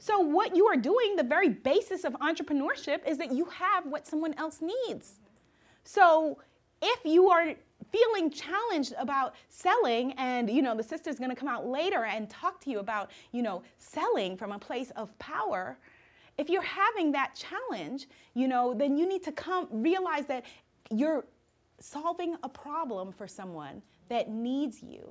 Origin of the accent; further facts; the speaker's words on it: New York, United States; I'm a New Yorker